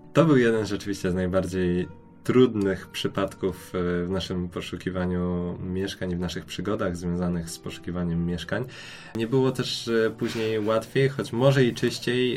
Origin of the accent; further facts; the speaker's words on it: Poland; moved away as an adult; now in Portugal; jesteśmy z Polski, z tak zimnego kraju